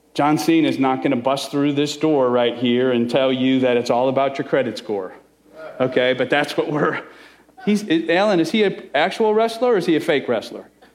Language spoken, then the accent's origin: English; Chicago, Illinois, United States; I'm Italian, I'm from Chicago